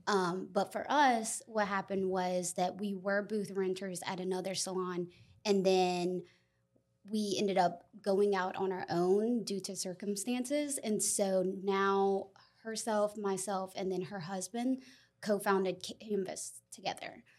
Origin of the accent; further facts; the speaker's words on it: Lexington, South Carolina, United States; I was raised in Lexington